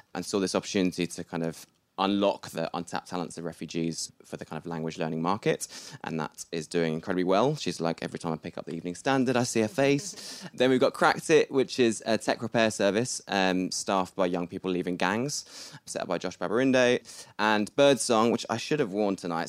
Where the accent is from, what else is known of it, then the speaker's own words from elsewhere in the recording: Bath, South West England, United Kingdom; I'm from Bath, and we just had pretty normal upbringings